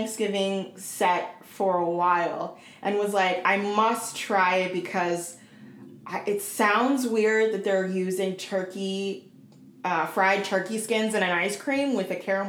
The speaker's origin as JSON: {"language": "English", "town": "Portland", "country": "United States", "tie": "born or raised there", "said": "my hometown of Portland."}